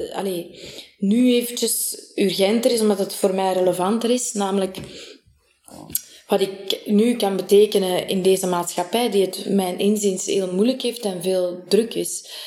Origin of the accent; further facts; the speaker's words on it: Sint-Niklaas, Flanders, Belgium; ik ben in Sint-Niklaas geboren en getoren, getogen